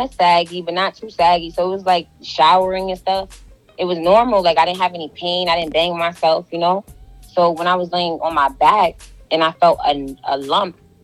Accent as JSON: {"language": "English", "town": "New York City", "region": "New York", "country": "United States", "said": "I'm from Brooklyn, New York"}